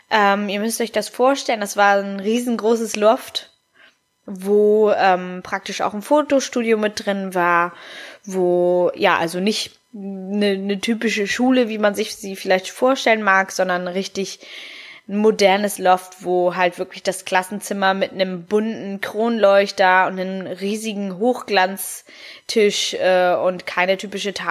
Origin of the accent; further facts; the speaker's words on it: Hamburg, Germany; ich bin 29 Jahre alt, ich komme aus Hamburg, ich bin ähm, durch meinen Vater, der halb Italiener und halb Argentiner ist, meine Mama Deutsch. Eine gute Mischung aus den dreien und ähm, ja, bin aber hier in Hamburg geboren